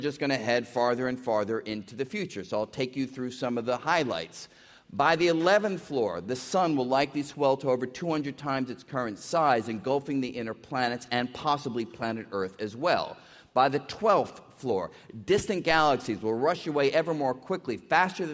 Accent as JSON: {"language": "English", "town": "New York City", "region": "New York", "country": "United States", "tie": "born or raised there", "said": "I grew up in New York City"}